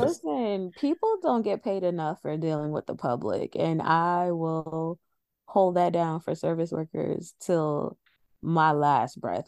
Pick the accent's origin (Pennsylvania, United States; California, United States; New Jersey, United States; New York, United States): New York, United States; New York City; accent: New York; I'm from New York